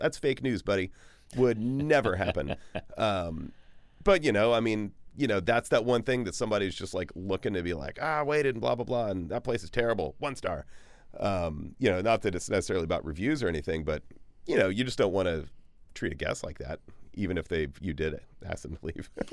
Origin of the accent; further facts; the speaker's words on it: Bryan, Texas, United States; now in Austin, United States; when I was a kid growing up in Bryan College Station, which is sort of east-ish Texas